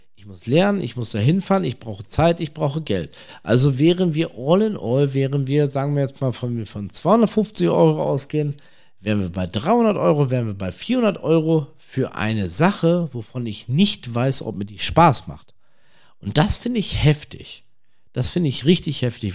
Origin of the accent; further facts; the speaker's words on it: North Rhine-Westphalia, Germany; aus der Region, woher ich komme, ich komme aus NRW